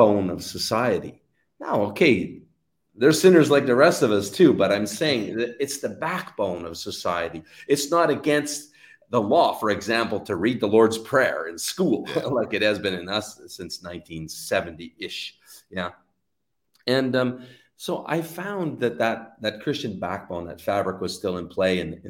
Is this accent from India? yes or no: no; Canada; I'm Canadian